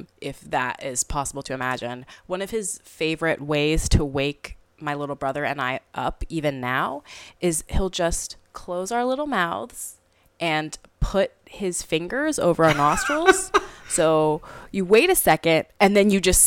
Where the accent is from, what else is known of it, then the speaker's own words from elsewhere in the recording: Memphis, Tennessee, United States; also born or lived in Scott Air Force Base, Illinois; I grew up in Memphis, Tennessee